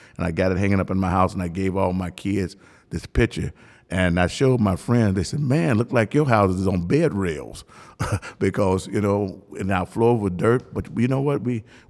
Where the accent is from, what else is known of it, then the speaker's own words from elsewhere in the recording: Chicago, Illinois, United States; moved away as an adult; also born or lived in Mississippi; So stayed down there until I was about fifth grade, you know, but that was the best the best living of my life down there. Until I was about fifth grade, and all of a sudden I moved from from Mississippi to Chicago.